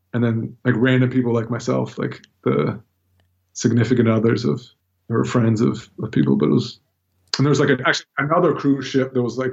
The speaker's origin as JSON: {"language": "English", "country": "United States", "said": "I'm definitely an American"}